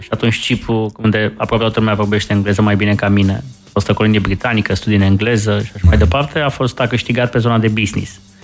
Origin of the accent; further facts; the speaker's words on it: Romania; suntem români